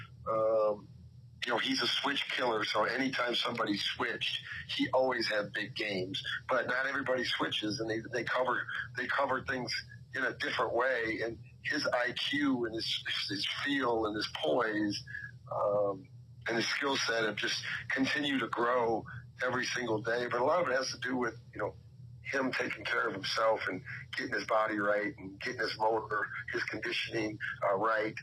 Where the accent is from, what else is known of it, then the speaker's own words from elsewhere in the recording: Iowa, United States; growing up in Iowa